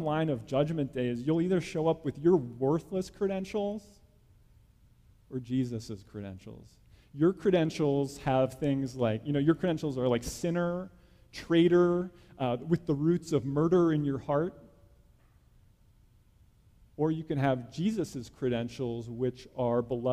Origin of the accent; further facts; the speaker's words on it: New Jersey, United States; I grew up in New Jersey, small town in New Jersey